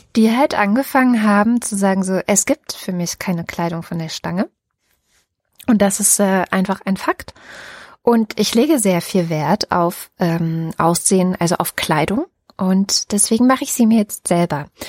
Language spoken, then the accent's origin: German; GDR, East Germany, Germany; Ich komme aus der DDR-Geschichte